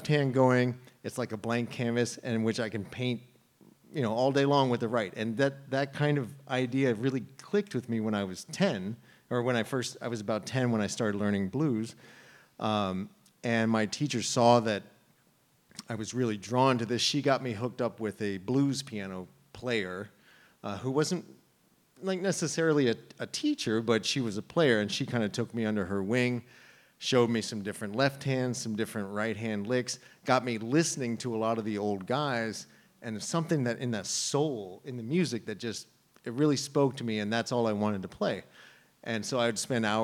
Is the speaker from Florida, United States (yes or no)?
no; Maryland, United States; also born or lived in New York; now in Westerly, United States; I was born in Maryland